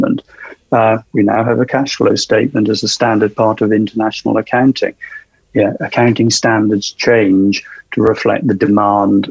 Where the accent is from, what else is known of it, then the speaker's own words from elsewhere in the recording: South Wales, United Kingdom; my hometown in South Wales